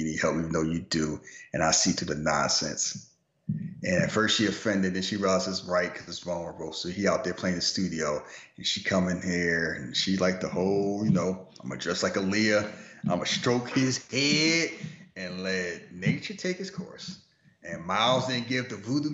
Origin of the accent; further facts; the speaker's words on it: Philadelphia, Pennsylvania, United States; I'm from Philly